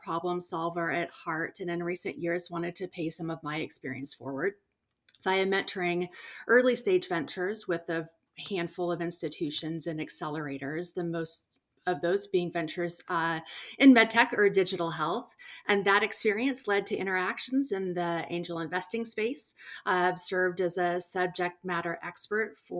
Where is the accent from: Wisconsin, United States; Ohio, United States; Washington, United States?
Washington, United States; born and raised in Washington State